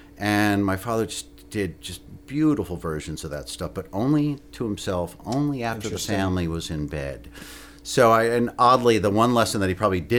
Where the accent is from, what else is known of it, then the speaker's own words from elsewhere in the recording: New Jersey, United States; moved away as an adult; when I was 18, I moved from New Jersey down to West Virginia and really started getting into string band music.